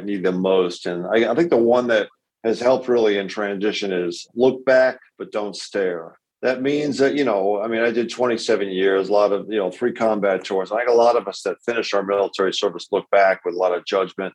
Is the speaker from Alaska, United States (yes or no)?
no; Massachusetts, United States; Born and raised in Massachusetts, lived there all my life